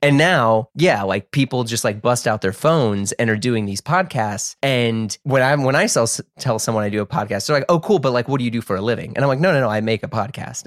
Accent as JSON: {"language": "English", "country": "United States", "tie": "born or raised there", "said": "I grew up in the United States"}